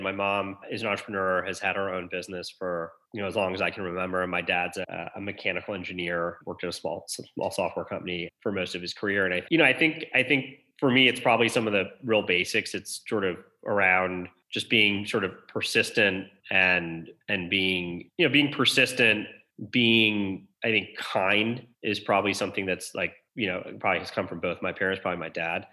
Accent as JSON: {"language": "English", "area": "outside Detroit", "region": "Michigan", "country": "United States", "tie": "born or raised there", "said": "I grew up outside Detroit."}